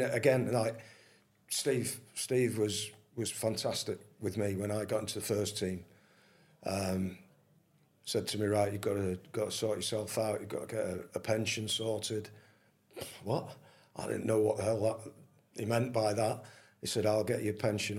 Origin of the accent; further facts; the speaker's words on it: Manchester, North West England, United Kingdom; I was born in Manchester